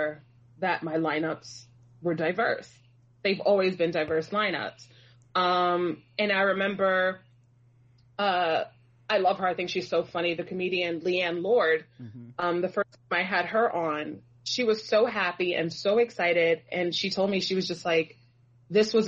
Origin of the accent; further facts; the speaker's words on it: New York City, New York, United States; I'm a Brooklyn native